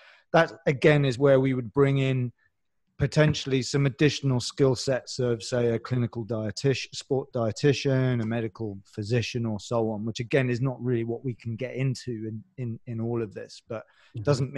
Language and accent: English; London, United Kingdom; even we're both from London one way or the other. And even within London, there's some different dialects